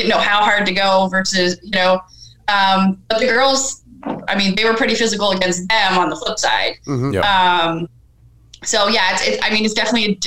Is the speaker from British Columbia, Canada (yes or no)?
no; Northern Ontario, Canada; we moved from Northern Ontario to Southern Ontario